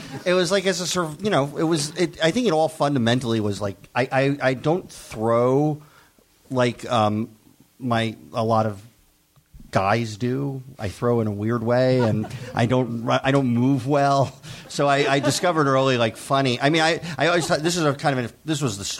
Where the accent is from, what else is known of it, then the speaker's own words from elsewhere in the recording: New Jersey, United States; I grew up in New Jersey